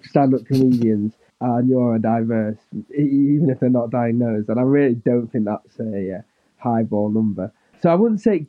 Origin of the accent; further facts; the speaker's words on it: Manchester, North West England, United Kingdom; also born or lived in Stockport; because I'm from Manchester. But I was born in Stockport, in a hospital in Stockport